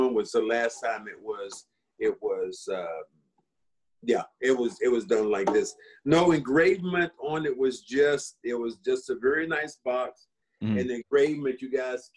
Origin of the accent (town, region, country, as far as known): North Carolina, United States